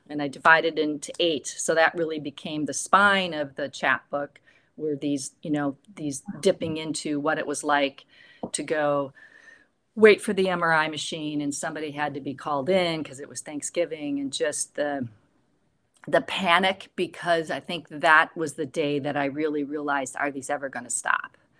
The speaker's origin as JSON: {"language": "English", "region": "Midwest", "country": "United States", "tie": "born or raised there", "said": "growing up in the Midwest"}